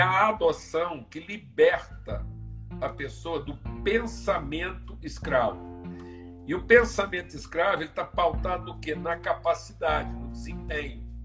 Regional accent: Uberlândia, Minas Gerais, Brazil; sou mineiro de Berlândia

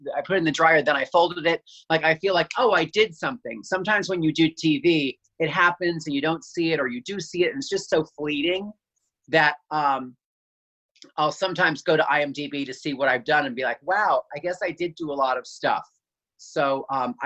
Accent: Allentown, Pennsylvania, United States; This was in Pennsylvania, in Allentown, in the suburbs

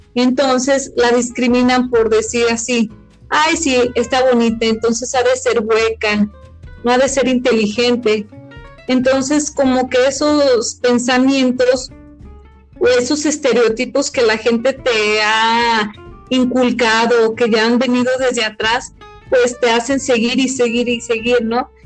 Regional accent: Mexico; los mexicanos somos indios

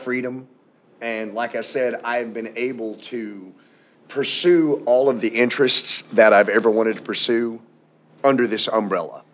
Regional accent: Louisville, Kentucky, United States; also born or lived in outside Atlanta, Georgia; now in Atlanta area, United States; I'm from Louisville, Kentucky

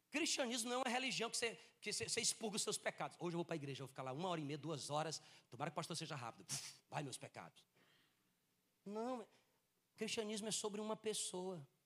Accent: Northeast Region, Brazil; moved away as an adult; Eu e Kelly nós casamos em 2002 e a gente saiu do Nordeste em 2003. então faz 20 anos exatos que a gente está longe da convivência diária com os nossos entes queridos

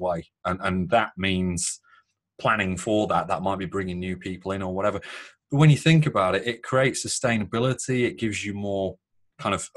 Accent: Northern England, United Kingdom; British and Northern

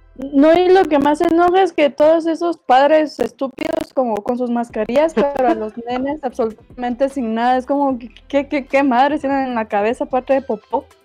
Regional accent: Guatemala; moved away

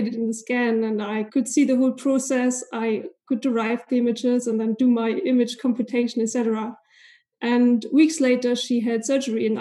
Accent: East Germany, Germany; So obviously I'm born and raised in Germany. So I spent most of my life here in Germany. And I was actually born in East Germany

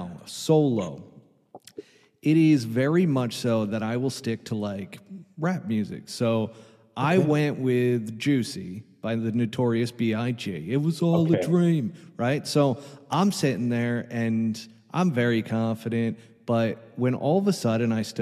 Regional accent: New York, United States; I grew up in New York

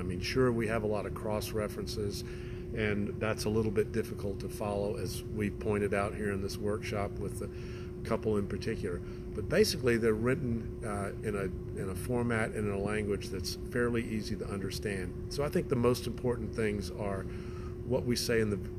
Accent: Augusta, Georgia, United States; now in Sonoma County, California, United States; I grew up in Augusta, Georgia, and I grew up in a golfing family.

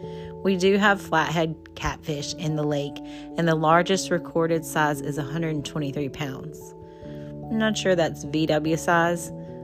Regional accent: United States; I grew up around Lake Strom Thurmond on the South Carolina side and Clarksdale Lake on the Georgia side. Same lake, two different names.

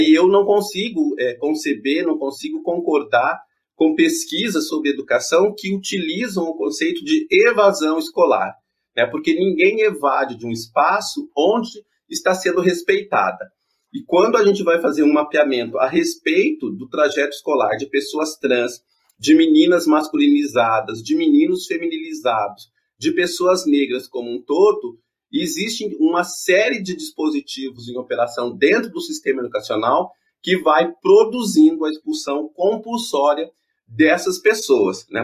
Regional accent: interior of Paraná, Brazil; eu venho do interior do Paraná, eu cresci numa cidade pequena

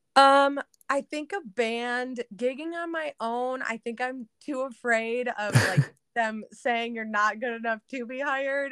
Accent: outer Metro Detroit, Michigan, United States; I'm born and raised in Michigan. Um, I guess, like, outer Metro Detroit

